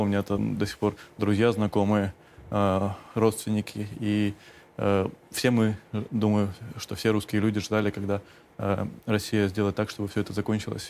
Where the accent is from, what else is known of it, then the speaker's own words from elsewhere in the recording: Simferopol, Crimea, Ukraine; moved away; also born or lived in Kramatorsk, Donetsk Oblast; я э, родился в Крыму